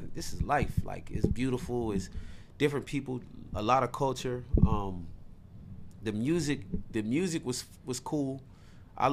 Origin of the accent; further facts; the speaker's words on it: Wilmington, Delaware, United States; moved away as an adult; now in Tampa, United States; I'm from Wilmington, Delaware